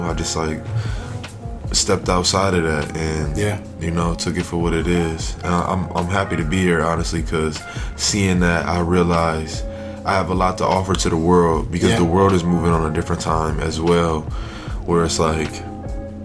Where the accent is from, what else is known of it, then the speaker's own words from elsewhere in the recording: Buffalo, New York, United States; Buffalo, New York. I was born on the east side. I was born on Stockbridge, like in the Bailey area. Grew up in the Central Park area